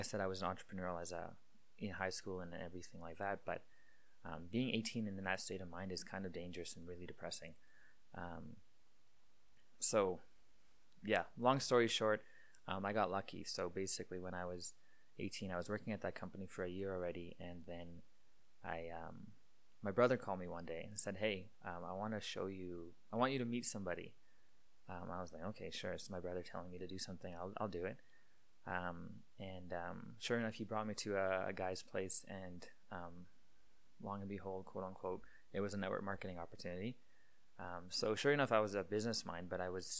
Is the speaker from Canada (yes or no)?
yes; Winkler, Manitoba, Canada; moved away as an adult; also born or lived in Iowa, United States; now in Calgary, Canada; I moved back to Manitoba in Canada here, right when I graduated high school, like literally the week of after I graduated high school. I basically moved back to Winkler, back to my hometown